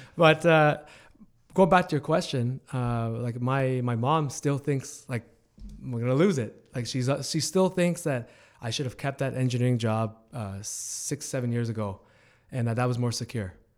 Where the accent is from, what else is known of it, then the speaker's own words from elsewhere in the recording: Hamilton, Ontario, Canada; I'm born and raised in Hamilton